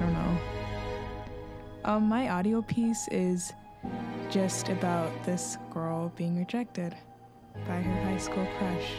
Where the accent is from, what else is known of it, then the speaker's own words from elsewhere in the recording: Chicago, Illinois, United States; I'm from the Near West Side.